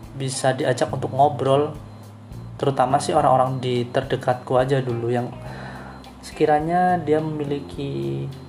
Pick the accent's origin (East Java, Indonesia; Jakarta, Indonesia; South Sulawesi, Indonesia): East Java, Indonesia; Banyuwangi; now in Denpasar, Indonesia; asalku Banyuwangi sebenarnya nggak jauh dari Bali